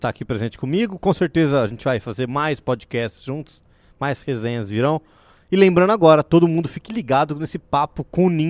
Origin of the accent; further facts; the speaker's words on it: Brazil; Nós Somos brasileiros